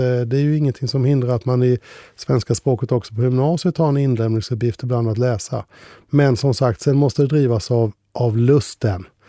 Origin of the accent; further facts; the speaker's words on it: Ljuder parish, Kronoberg County, Sweden; Ljuder socken, det är min hemkommun, fast jag kommer andra änden. Så alla uttryck där om däka, lue etc. Det var en del av mitt språk